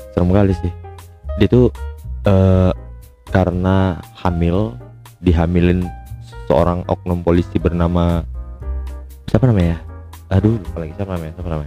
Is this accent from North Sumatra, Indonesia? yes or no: yes; Medan, North Sumatra, Indonesia; aku tahu aja ya buka-bukaan aja karena kan aku orang Medan dan pengguna angkot juga sejak lama